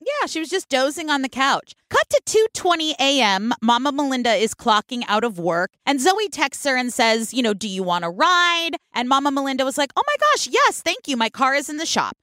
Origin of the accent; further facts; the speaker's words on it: California, United States; from the West Coast in California where we say all the letters in the words